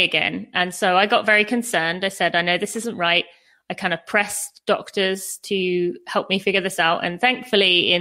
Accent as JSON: {"language": "English", "country": "United Kingdom", "moved": "as an adult", "lives_now": "United States", "said": "I am British, but as we've kind of gone over, I live in America."}